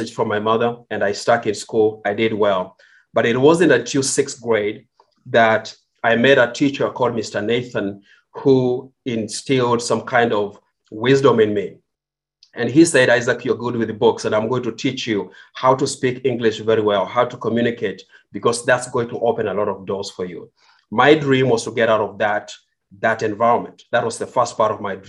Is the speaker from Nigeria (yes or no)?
no; Kenya; English is a second language; moved away as an adult; now in United States; I was born in Kenya. I grew up in Kenya.